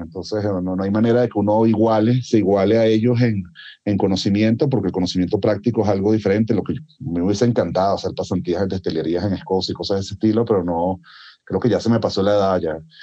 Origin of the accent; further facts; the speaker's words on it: Venezuela; moved away; de donde vengo yo original, originalmente, que es de Venezuela